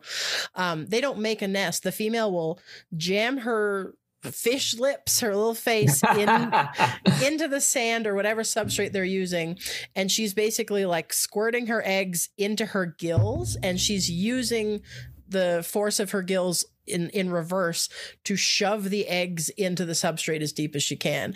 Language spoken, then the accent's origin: English; Canada; I'm Canadian